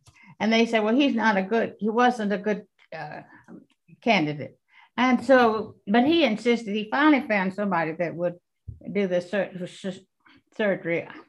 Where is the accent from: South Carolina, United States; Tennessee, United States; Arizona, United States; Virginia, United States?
South Carolina, United States; Florence; that's my hometown, my husband's hometown